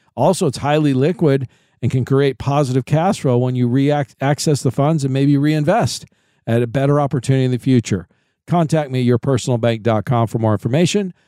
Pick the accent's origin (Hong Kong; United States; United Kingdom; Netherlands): United States; Kansas City, Missouri; my hometown is Kansas City